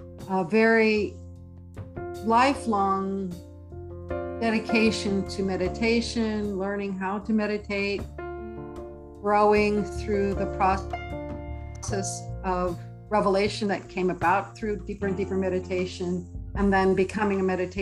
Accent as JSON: {"language": "English", "town": "Jeffersontown", "region": "Kentucky", "country": "United States", "tie": "born or raised there", "said": "I grew up in the Midwest when I was in Louisville, Kentucky, just outside of it in a small suburbs called Jeffersontown."}